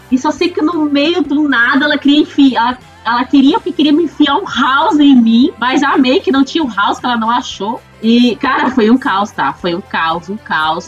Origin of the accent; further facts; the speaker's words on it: Florianópolis, Santa Catarina, Brazil; eu sou aqui de Floripa